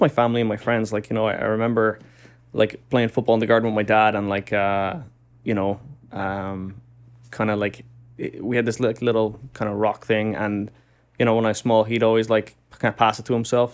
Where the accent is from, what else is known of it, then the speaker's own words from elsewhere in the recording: Dublin, Leinster, Ireland; moved away as an adult; now in New York, United States; I'm from Dublin in Ireland. And, uh, I was very lucky just growing up. It's a, it's a good city to grow up